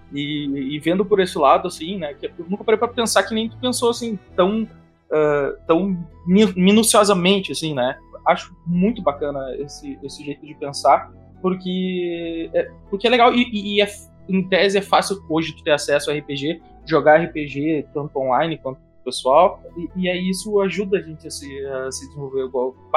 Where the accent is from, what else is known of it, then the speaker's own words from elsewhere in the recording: Rio Grande do Sul, Brazil; accent: gauchês; É que eu puxei o gauchês